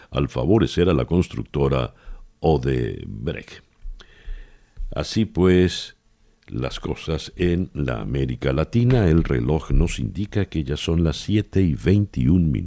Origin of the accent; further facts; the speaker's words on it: Venezuela; Somos los venezolanos los que no tenemos gasolina.